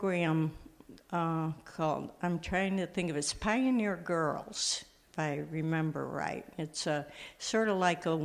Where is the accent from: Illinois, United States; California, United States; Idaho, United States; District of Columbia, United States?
Illinois, United States; born or raised there; also born or lived in New York / Wheaton, Illinois